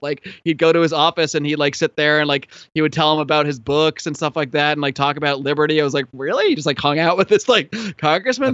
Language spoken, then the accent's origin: English; Connecticut, United States; also born or lived in Buffalo, New York; now in California, United States; I was originally born in Buffalo, New York, and then I, I, uh, when I was about eight years old, my family moved to Connecticut